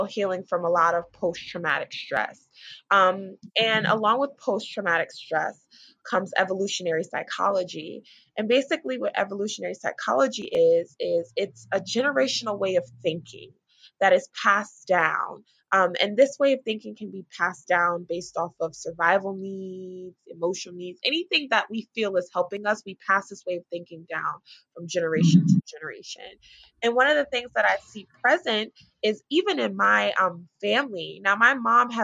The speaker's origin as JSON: {"language": "English", "town": "Newburgh", "region": "New York", "country": "United States", "said": "I'm from Newburgh, New York, which is probably like an hour north of Manhattan."}